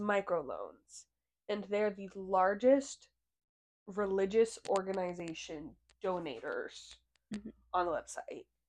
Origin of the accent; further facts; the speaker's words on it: Missouri, United States; we're from Missouri